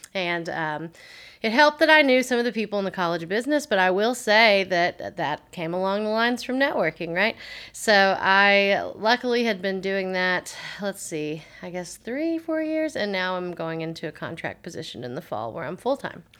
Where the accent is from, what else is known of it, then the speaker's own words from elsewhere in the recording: Waverly, Tennessee, United States; also born or lived in Clarksville, Tennessee / Nashville, Tennessee; now in Dickson, United States; originally, I'm from Waverly, Tennessee, so not too far from here at all. I lived there my entire life until it was time to go to college